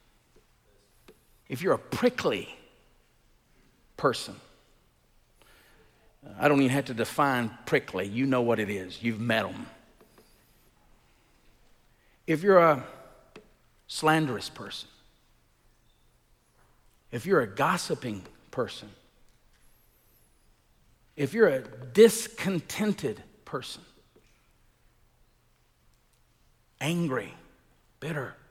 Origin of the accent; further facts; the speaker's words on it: Elba, Alabama, United States; moved away; I grew up in Elba